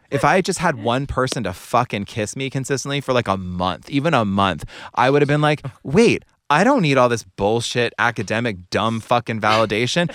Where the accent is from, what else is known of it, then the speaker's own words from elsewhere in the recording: Cary, North Carolina, United States; I grew up in Cary, North Carolina